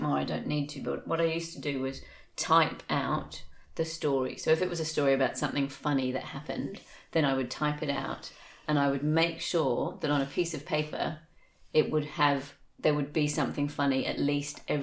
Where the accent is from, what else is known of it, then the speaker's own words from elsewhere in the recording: England, United Kingdom; now in Australia; I grew up in England, and when I was a kid in the 80s